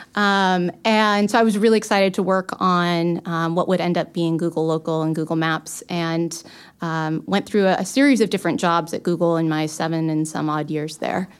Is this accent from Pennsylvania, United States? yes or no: no; Los Angeles, California, United States; moved away; I'm originally from Los Angeles